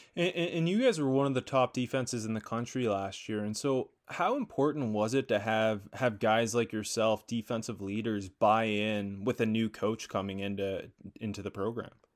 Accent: Canada; I'm Canadian

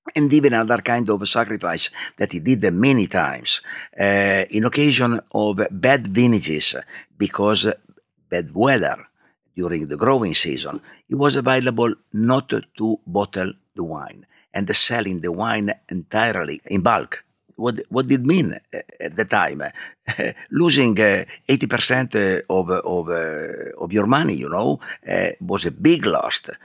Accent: Alba, Piedmont, Italy; English is a second language; I grew up, I grew up in Alba, that is a town, is the main town of, uh, Langhe district.

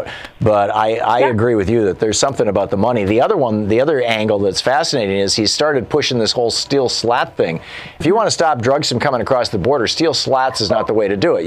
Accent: Michigan, United States; moved away as an adult; I lived in Michigan until I was 27 years old

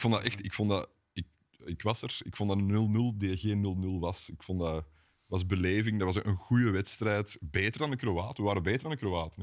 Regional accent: Wilrijk, Flanders, Belgium; geboren in Wilrijk, ik ook

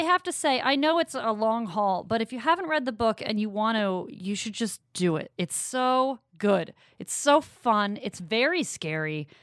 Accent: Maine, United States; I'm from Maine

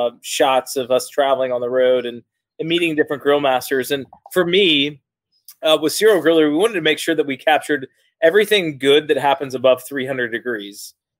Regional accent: the South, United States; one of the unique things as being born and raised in the South is there's a drastic difference between what is barbecue and what is grilling.

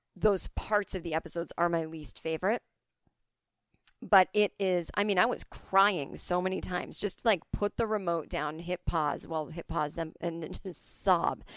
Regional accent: Needham, Massachusetts, United States; my hometown of Needham, Massachusetts

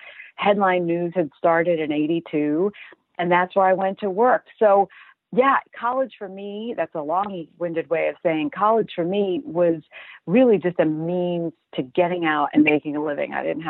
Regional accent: Brooklyn, New York, United States; I grew up in Brooklyn in Flatbush.

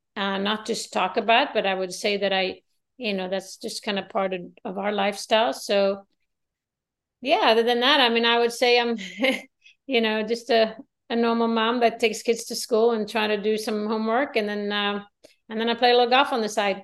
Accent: Sweden; I live in a small town. I'm from Sweden.

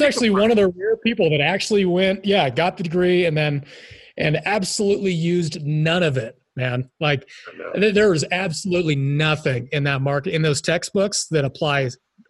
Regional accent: Rohnert Park, California, United States; I grew up about an hour and a half north of San Francisco. So if you're like, you know, wine country, right? Basically, I'm like smack dab in the wine country. You've got it's kind of rural suburban types of neighborhoods.

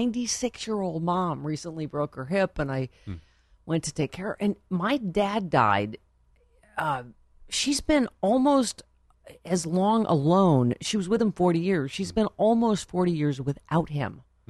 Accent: Buffalo, New York, United States; Buffalo, my hometown.

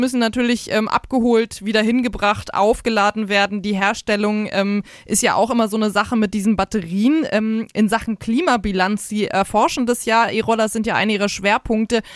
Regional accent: Hanover, Lower Saxony, Germany; now in Nuremberg, Germany; sowohl in Nürnberg, der Stadt, in der wir leben, als auch äh, Hannover, die Stadt, wo ich herkomme

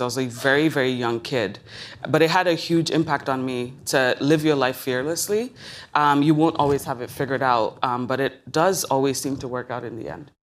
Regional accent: Lagos, Nigeria; moved away; I was born in Lagos, Nigeria

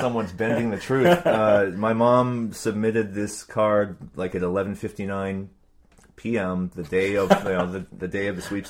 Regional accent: Walnut Creek, California, United States; born or raised there; also born or lived in San Diego / Oakland

